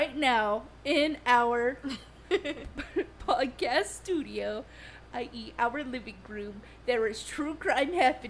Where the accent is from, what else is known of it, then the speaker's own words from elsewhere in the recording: Florida, United States; I'm from Florida, so I'm going to be covering a story from Florida.